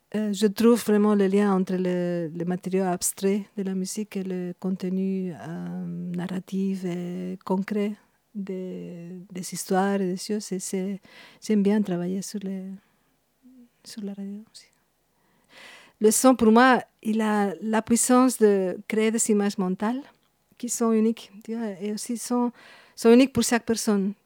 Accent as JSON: {"language": "French", "town": "Madrid", "region": "Community of Madrid", "country": "Spain", "tie": "born or raised there", "also_born_or_lived": "Burgos", "second_language": "French", "moved": "as an adult", "lives_now": "Belgium", "said": "Je suis née à Madrid"}